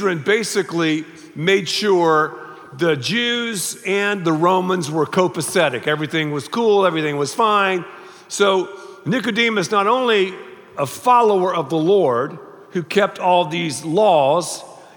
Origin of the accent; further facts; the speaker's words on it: Raleigh, North Carolina, United States; I was born in Raleigh, North Carolina